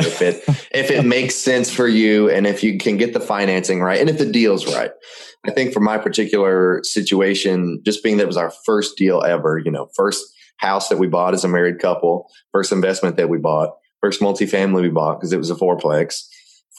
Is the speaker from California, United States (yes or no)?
no; Memphis, Tennessee, United States; moved away as an adult; I'm from Memphis, Tennessee, and moved down here about 3.5 years ago to start my career as a technician